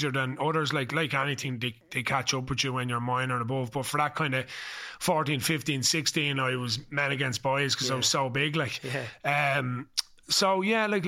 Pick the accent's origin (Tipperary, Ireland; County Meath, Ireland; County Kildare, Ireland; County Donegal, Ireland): County Meath, Ireland; Ashbourne; I'm from Ashbourne in County Meath, born and bred